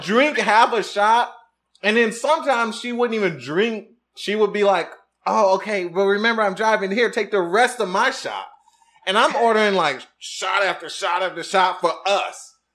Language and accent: English; Detroit, Michigan, United States; I'm from Detroit, Michigan